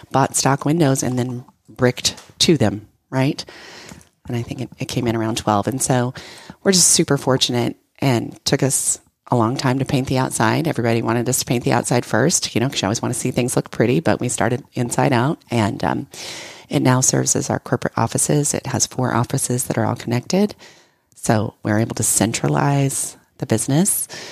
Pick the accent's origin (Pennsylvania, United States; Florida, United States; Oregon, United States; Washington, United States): Oregon, United States; now in Texas, United States; I'm from Oregon